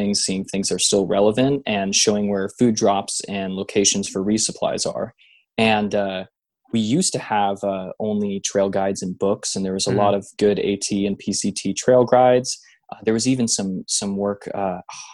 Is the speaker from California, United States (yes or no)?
yes; Bay Area, California, United States; I grew up in the Bay Area, so Point Reyes was always close to my area.